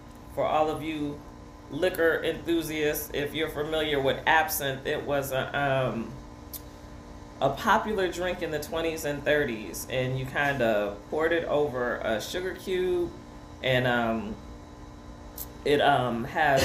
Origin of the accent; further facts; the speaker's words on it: Detroit, Michigan, United States; I'm from Detroit